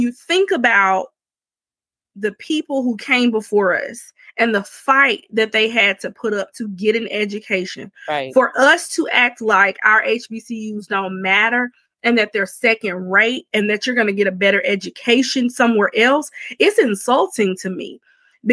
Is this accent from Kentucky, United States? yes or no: no; Alabama, United States; I'm a third generation HBCU graduate, and I'm from Alabama